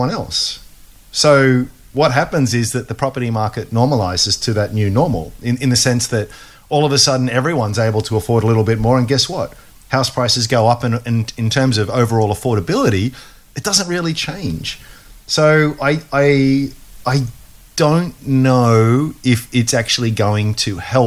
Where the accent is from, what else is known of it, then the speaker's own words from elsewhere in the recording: Australia; as an Aussie